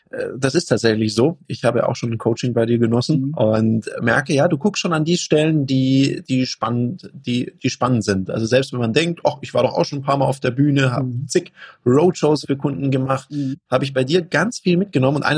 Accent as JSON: {"language": "German", "town": "Konstanz", "region": "Baden-Württemberg", "country": "Germany", "tie": "born or raised there", "moved": "yes", "said": "Ja, also ich komme ja ursprünglich aus Konstanz am Bodensee, ja."}